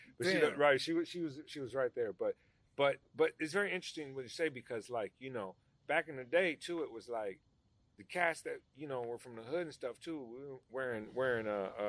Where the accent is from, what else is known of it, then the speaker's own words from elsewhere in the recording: Los Angeles, California, United States; I grew up in that neighborhood my whole life in that whole area around there. You know what I mean? It is part of Crenshaw.